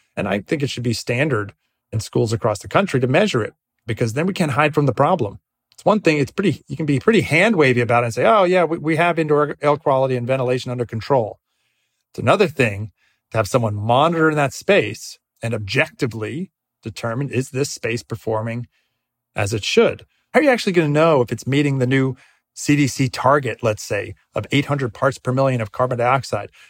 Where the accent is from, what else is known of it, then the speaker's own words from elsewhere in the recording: Northeast, United States; I grew up in the Northeast.